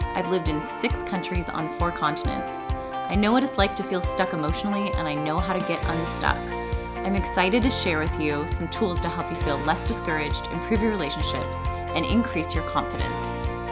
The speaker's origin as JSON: {"language": "English", "country": "United States", "tie": "born or raised there", "moved": "as an adult", "lives_now": "China", "said": "a sense of being an American like I had growing up in America"}